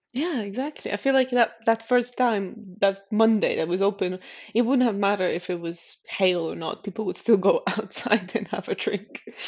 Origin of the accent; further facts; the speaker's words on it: Stockholm, Stockholm County, Sweden; moved away as an adult; also born or lived in Helsinki, Finland; Stockholm, which is my hometown.